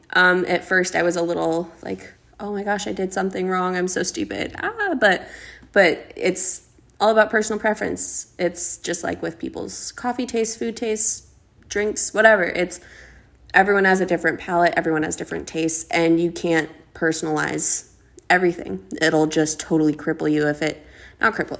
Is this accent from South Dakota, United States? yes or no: yes; South Dakota, United States; now in Los Angeles, United States; I always felt so stuck in my hometown. I'm from a very small town in South Dakota, and just about everybody knows everyone